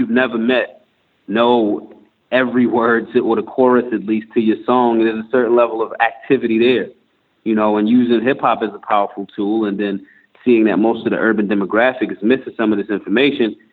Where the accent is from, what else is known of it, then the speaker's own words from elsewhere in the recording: Philadelphia, Pennsylvania, United States; I'm from Philly. And being in a tough city like Philly growing up